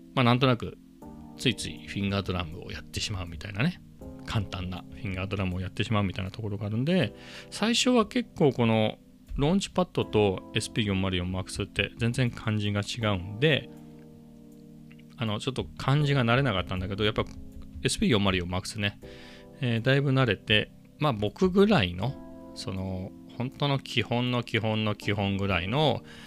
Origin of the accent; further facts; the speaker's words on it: Ibaraki, Japan; now in Chiba, Japan; 茨城県出身なんでね